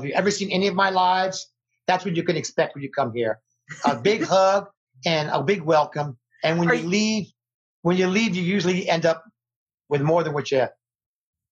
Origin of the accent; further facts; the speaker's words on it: Las Vegas, Nevada, United States; born and raised in Las Vegas, Nevada, famous Las Vegas, Nevada